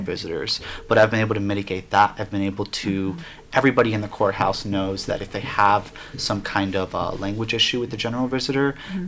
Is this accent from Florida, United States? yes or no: yes; Miami, Florida, United States; now in Asheville, United States; I'm coming from Miami, Florida. I'm Cuban American